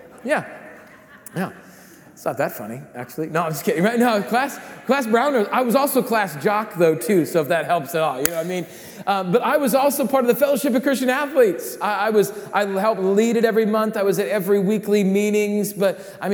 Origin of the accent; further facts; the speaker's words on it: Rapid City, South Dakota, United States; I grew up in Rapid City, South Dakota